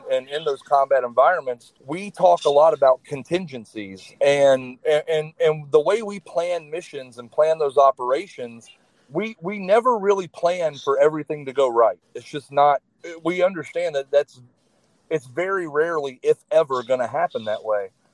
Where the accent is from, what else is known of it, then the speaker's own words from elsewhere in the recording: North Carolina, United States; moved away as an adult; I grew up in North Carolina and then joined the Army